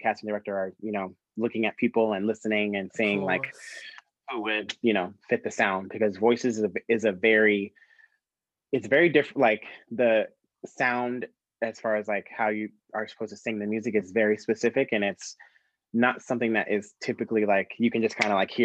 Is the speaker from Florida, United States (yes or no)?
yes; Brooksville, Florida, United States; I was born and raised in Florida. I was born in Brooksville, Florida, which is north of Tampa